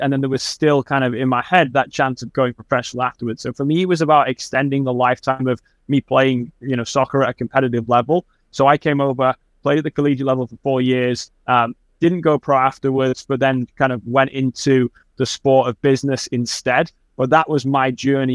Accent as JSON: {"language": "English", "town": "Manchester", "region": "North West England", "country": "United Kingdom", "tie": "born or raised there", "moved": "yes", "lives_now": "United States", "said": "I grew up in Manchester, England, which is in the northwest of England"}